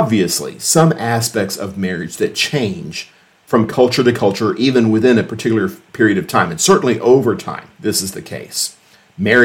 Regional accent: United States; We live with Christ as Americans

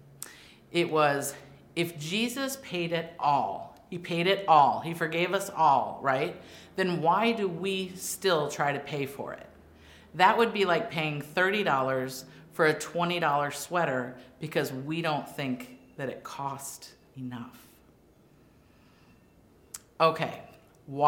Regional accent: Wisconsin, United States; I grew up in Wisconsin

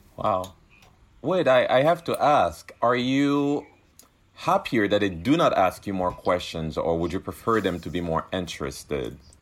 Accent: Cameroon; now in Rhode Island, United States; I was born in Cameroon, a country that still to this day criminalizes L G B T Q people

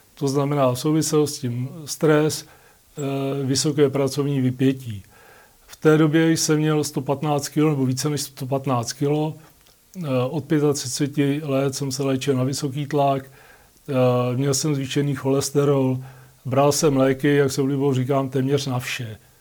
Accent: Litoměřice, Ústí nad Labem Region, Czechia; jsem z Litoměřic, jak jsem prvně vyšel u nás na Mostnou horu

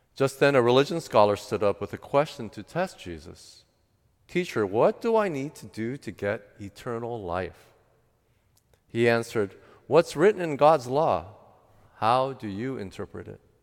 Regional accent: United States; my parents are first generation that immigrated to the U S, and I was the first generation born in the United States.

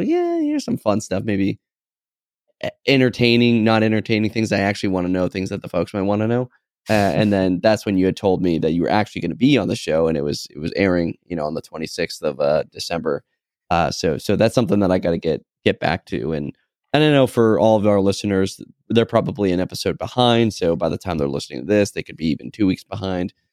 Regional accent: New Hampshire, United States; we are both from New Hampshire

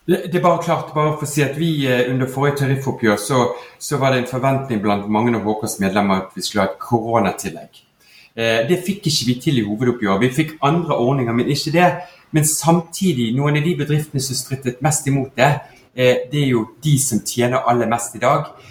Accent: Bergen, Vestland, Norway; du hører jo jeg er bergenser

